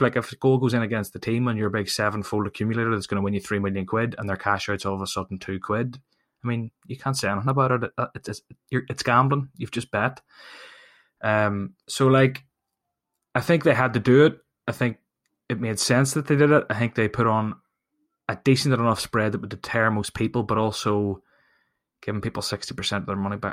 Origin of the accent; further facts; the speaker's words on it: Ireland; I'm from Ireland